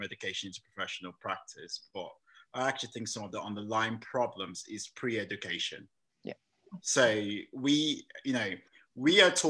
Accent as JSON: {"language": "English", "country": "Nigeria", "tie": "born or raised there", "also_born_or_lived": "England", "moved": "yes", "lives_now": "United Kingdom", "said": "I was born in England, but I actually grew up in Nigeria. And I came back to study here"}